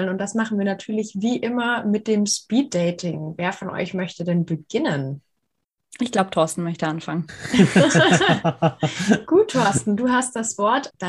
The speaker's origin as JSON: {"language": "German", "region": "Hamburg", "country": "Germany", "also_born_or_lived": "Innsbruck", "moved": "as an adult", "lives_now": "Tübingen, Germany", "said": "24 Jahre alt. Ich komme ursprünglich aus Hamburg"}